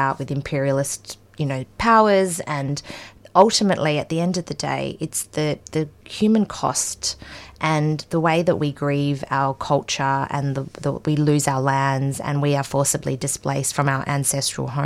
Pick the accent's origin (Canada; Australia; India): Australia; Perth, Western Australia; also born or lived in Afghanistan; my family came to Australia as refugees. We first settled in WA and I grew up in Perth as well